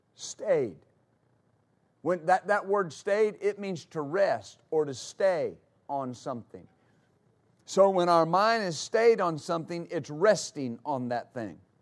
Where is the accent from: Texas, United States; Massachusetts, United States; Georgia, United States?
Texas, United States; West; growing up in West Texas